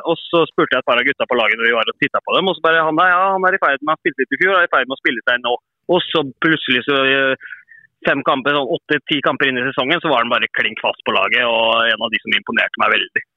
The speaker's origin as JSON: {"language": "Norwegian", "town": "Sarpsborg", "region": "Østfold", "country": "Norway", "also_born_or_lived": "Iceland / Kristiansund / Fredrikstad", "moved": "as an adult", "said": "Jeg er fotballspiller opprinnelig fra Sarpsborg."}